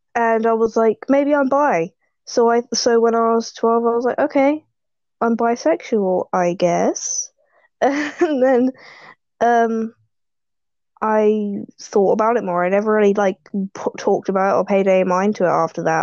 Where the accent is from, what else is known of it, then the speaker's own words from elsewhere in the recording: United Kingdom; I am British